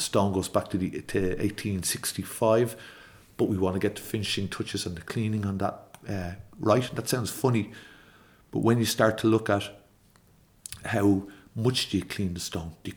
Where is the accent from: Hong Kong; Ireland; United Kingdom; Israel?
Ireland